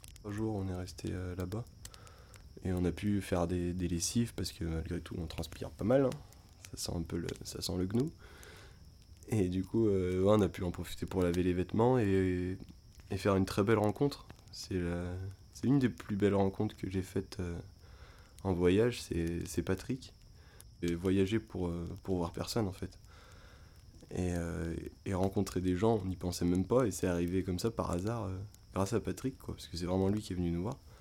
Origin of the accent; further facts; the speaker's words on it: Beaujolais, Auvergne-Rhône-Alpes, France; on vient du Beaujolais